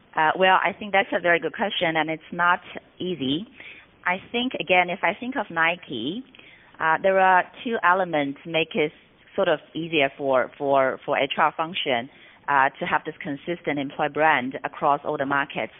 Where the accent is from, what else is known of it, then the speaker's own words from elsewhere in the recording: Shanghai, China; moved away as an adult; also born or lived in Singapore; moved back to Shanghai, my hometown